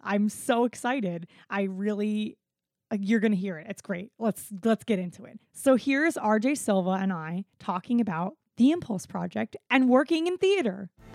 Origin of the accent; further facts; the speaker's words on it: South Florida, United States; moved away; also born or lived in South Carolina; I'm also white and grew up in South Florida